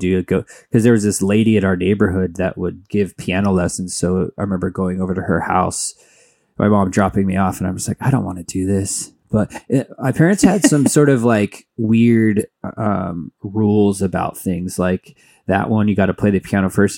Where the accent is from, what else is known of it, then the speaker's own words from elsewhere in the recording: Mesa, Arizona, United States; also born or lived in Flagstaff, Arizona; Phoenix area, I grew up in Mesa